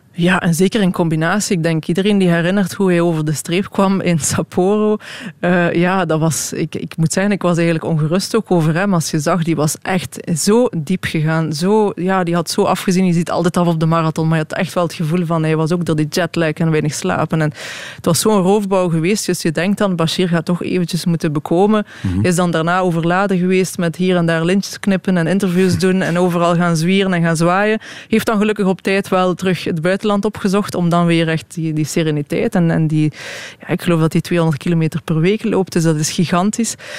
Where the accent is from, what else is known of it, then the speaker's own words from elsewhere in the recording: Belgium; als Belg